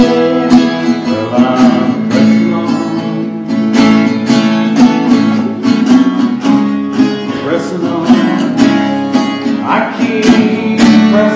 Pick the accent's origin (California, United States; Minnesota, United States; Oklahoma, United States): Oklahoma, United States; Shawnee; now in Woodward, United States; I come from Woodward, live in Woodward. I was born in Shawnee